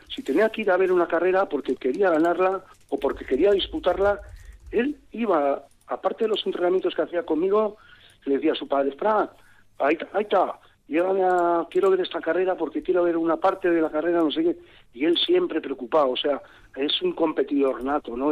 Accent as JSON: {"language": "Spanish", "town": "San Sebastián", "region": "Basque Country", "country": "Spain", "tie": "born or raised there", "said": "yo soy donostiarra, bueno, la donostiarra, pero dije, oye, que esta que yo nací en Donostia"}